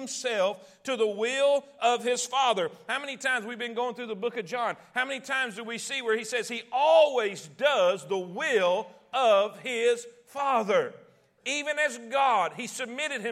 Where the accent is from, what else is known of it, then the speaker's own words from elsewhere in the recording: Alabama, United States; accent: redneck; "Where are you from?" And I'd say, "Alabama."